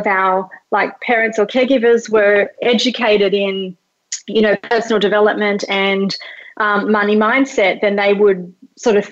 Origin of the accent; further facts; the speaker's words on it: Australia; English is a second language; also born or lived in Mauritius; I was like born in Mauritius, which is like a tiny little island, came to Australia when I was 2, didn't speak English